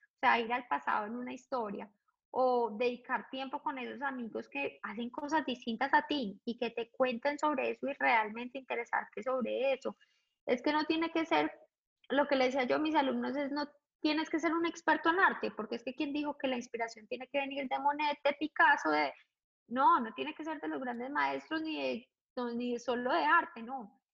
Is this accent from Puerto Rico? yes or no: no; Colombia; moved away as an adult; also born or lived in London; regresar a Colombia, siendo absolutamente feliz en mi país